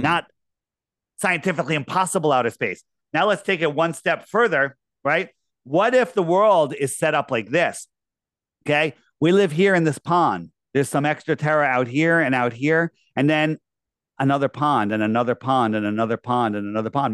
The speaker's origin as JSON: {"language": "English", "country": "United States", "tie": "born or raised there", "said": "I grew up in Fairfield County."}